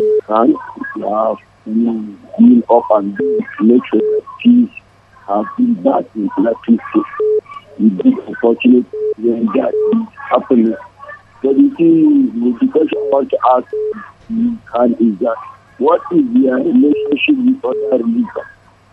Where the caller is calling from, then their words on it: Nigeria; English is a second language; I'm calling from Nigerian Kingdom.